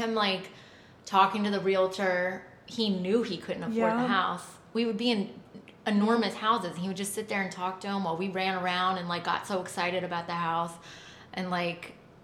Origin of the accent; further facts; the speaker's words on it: California, United States; I was raised in California. So I was in California